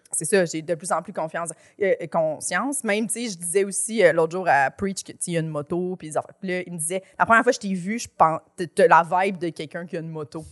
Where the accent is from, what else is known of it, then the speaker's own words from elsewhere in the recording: Chambly, Quebec, Canada; Moi, je viens de Chambly